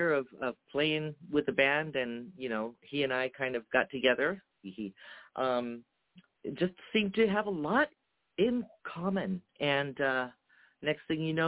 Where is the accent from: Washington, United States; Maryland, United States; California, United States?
California, United States; Seaside; first language Japanese; English is a second language; now in Las Vegas, United States; I'm originally from Seaside, California